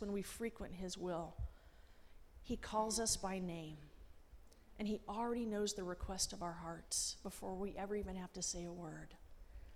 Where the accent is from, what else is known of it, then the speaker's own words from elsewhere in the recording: Los Angeles, California, United States; moved away; also born or lived in Washington, D.C. / Springfield; Growing up in Los Angeles